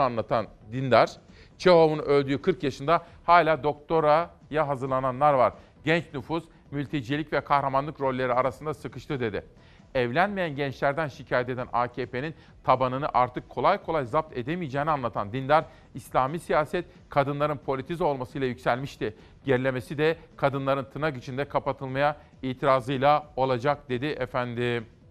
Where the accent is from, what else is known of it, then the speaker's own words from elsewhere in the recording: Simav, Kütahya, Turkey; benim memleketimden Simav'dan, Kütahya Simav'dan